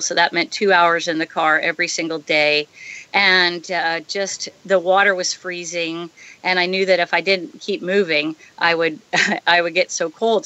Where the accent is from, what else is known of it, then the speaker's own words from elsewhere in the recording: San Diego, California, United States; moved away as an adult; now in Hawaii, United States; growing up in San Diego